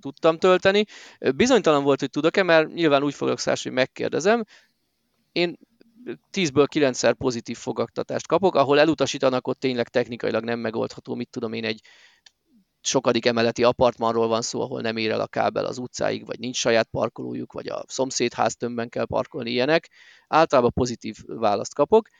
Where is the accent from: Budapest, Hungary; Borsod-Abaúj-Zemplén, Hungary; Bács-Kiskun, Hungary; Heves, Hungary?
Borsod-Abaúj-Zemplén, Hungary; Miskolc